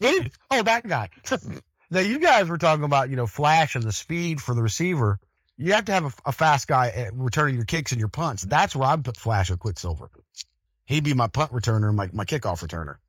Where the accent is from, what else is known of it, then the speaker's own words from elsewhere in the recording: Denver, Colorado, United States; growing up in Denver, I played with a lot of the seventies and eighties Broncos teams